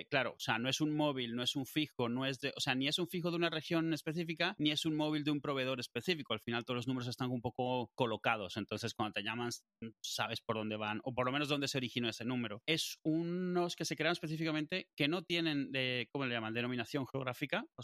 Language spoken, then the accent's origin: Spanish; Madrid, Community of Madrid, Spain; Eh, de Madrid, yo soy de Madrid, quiero que me llame alguien de aquí.